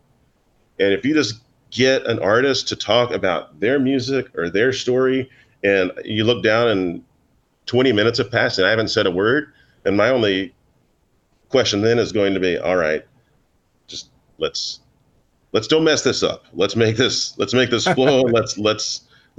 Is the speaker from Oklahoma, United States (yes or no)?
yes; Oklahoma, United States; now in Manhattan, United States; I grew up in Oklahoma